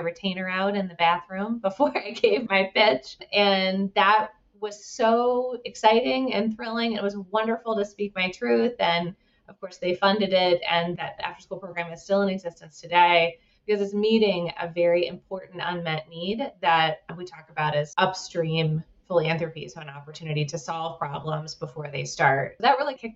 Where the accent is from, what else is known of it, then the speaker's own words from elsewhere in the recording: Ouray, Colorado, United States; now in Denver, United States; I grew up in Ouray, Colorado